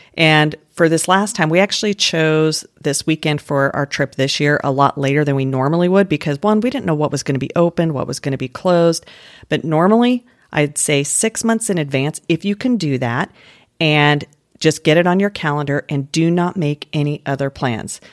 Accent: Denver, Colorado, United States; moved away; where I grew up in Denver

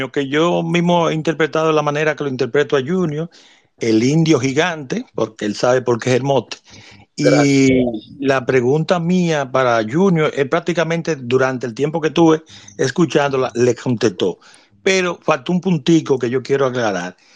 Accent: San Francisco de Macorís, Duarte, Dominican Republic; yo nací en San Francisco Macorís, en el argentino seno.

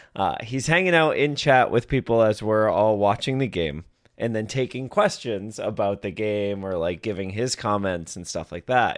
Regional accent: Boston, Massachusetts, United States; moved away; growing up in Boston

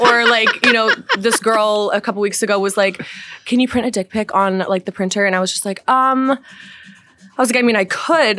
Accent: Wellesley, Massachusetts, United States; I'm from Wellesley.

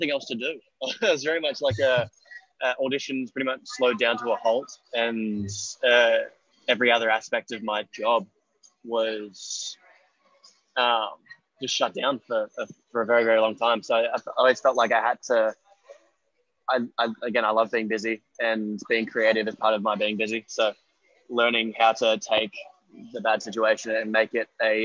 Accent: Australia; accent: Australian; moved away as an adult; also born or lived in Los Angeles, United States; I'm an American soul with an Australian accent

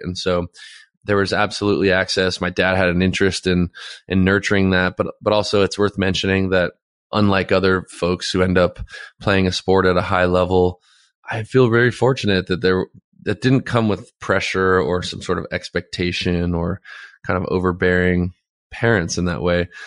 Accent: Los Angeles, California, United States; also born or lived in Santa Monica; I was born in Santa Monica, and I grew up in Playa del Rey, Westchester area

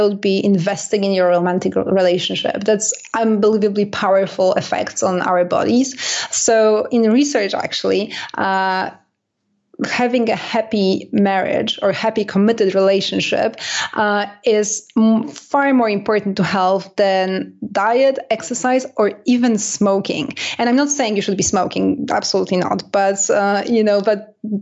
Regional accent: Canada; I'm Canadian

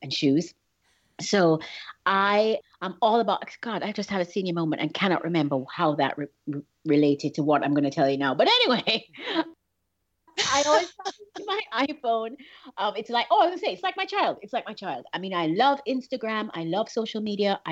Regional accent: England, United Kingdom; moved away; also born or lived in Miami; I was born in England, and so we were traveling from England to Jamaica

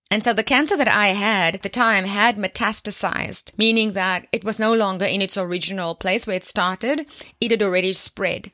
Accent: South Africa; my home country right here in South Africa

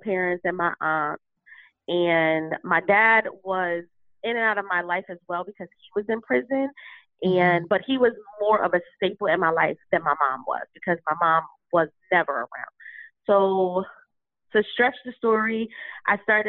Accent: Bridgeport, Connecticut, United States; I'm from Bridgeport, Connecticut

